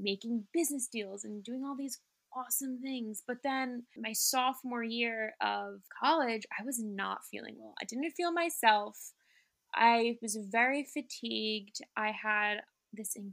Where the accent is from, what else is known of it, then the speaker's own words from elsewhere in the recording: New York City, New York, United States; growing up in Manhattan, I was able to really be exposed to different cultures